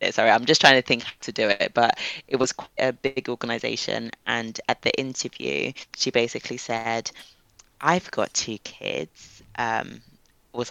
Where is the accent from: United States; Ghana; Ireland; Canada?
Ghana; I mentioned I was from Ghana